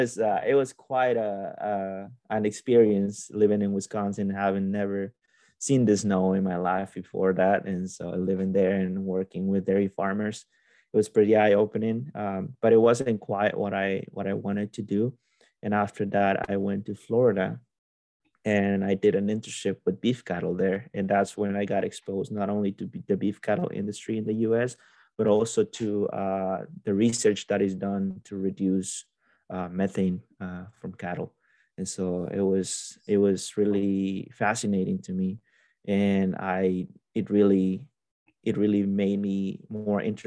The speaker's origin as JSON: {"language": "English", "town": "Olanchito", "region": "Yoro", "country": "Honduras", "tie": "born or raised there", "moved": "as an adult", "lives_now": "United States", "said": "I am originally from Honduras, from a town called Olanchito, and it's a very agricultural area. We are in the second biggest valley in the country, so there's a lot of agriculture there. We have tropical crops, banana, pineapple, mangoes, all that kind of stuff, and then we have a lot of livestock. So I grew up there."}